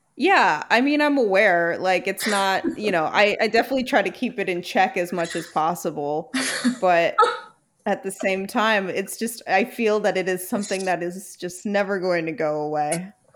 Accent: New York City, New York, United States; I just was born in Brooklyn and thrilled about it

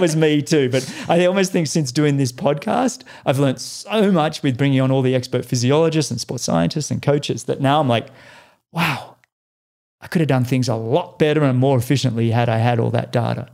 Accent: Australia; moved away as an adult; now in United States; as an Australian

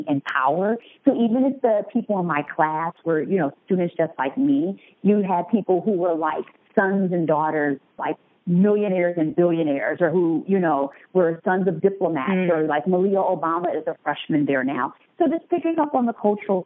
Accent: Detroit, Michigan, United States; moved away as an adult; now in Chicago, United States; I am a Detroit native. Been living in Chicago for close to 15 years.

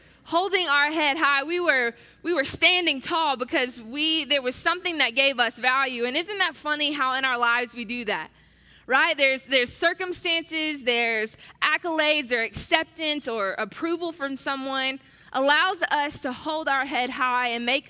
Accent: Atlanta, Georgia, United States; I'm from Atlanta

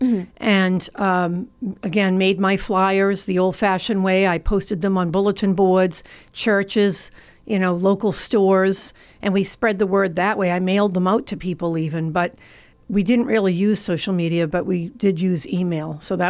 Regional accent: Massachusetts, United States; moved away as an adult; Originally, you will tell from my speaking that I am not from New Jersey originally. I am from Massachusetts, and I moved here in 1994, which was almost 30 years ago, for a job.

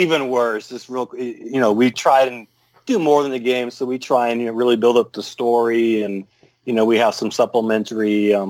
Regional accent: Russia; moved away; Well, anyway, growing up in Russia as a little girl

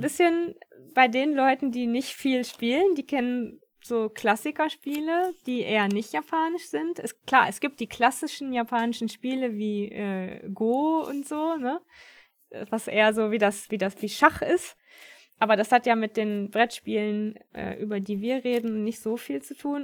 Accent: Germany; bei uns in Deutschland

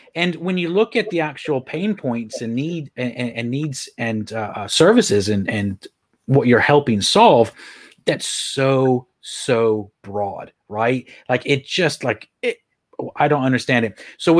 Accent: Texas, United States; moved away as an adult; also born or lived in Ireland; now in Leeds, United Kingdom

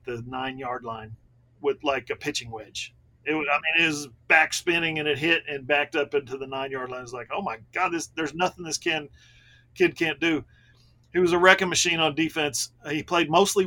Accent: Ada, Oklahoma, United States; my hometown, Ada, Oklahoma

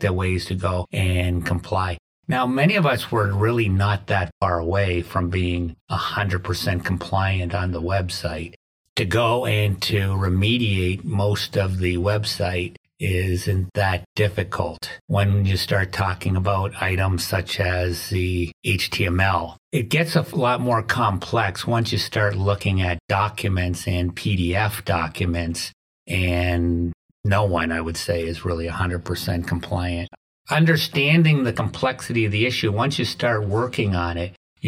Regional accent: Canada; moved away as an adult; also born or lived in Windsor, Canada; now in Oswego, United States; I'm originally from Canada

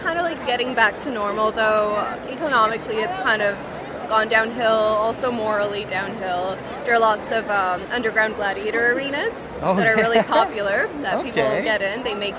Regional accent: Windsor, Ontario, Canada; I'm actually from Windsor.

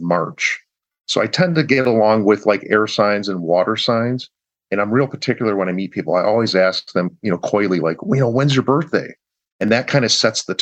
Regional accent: Chicago, Illinois, United States; my hometown of Chicagoland.

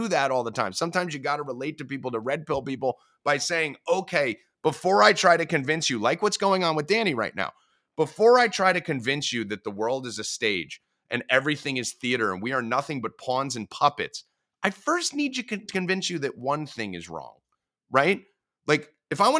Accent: New Jersey, United States; We're from Jersey, the Atlantic City stuff

